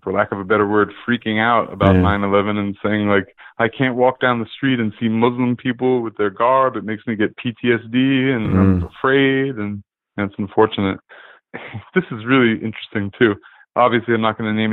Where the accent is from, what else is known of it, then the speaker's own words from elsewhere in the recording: New York, United States; I'm from New York, born and raised, I actually wasn't living here at the time of 9/11